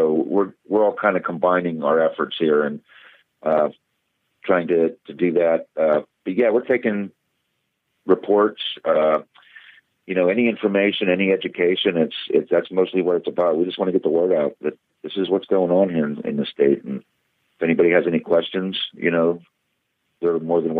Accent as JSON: {"language": "English", "region": "Pennsylvania", "country": "United States", "tie": "born or raised there", "said": "it's here it is in my home state"}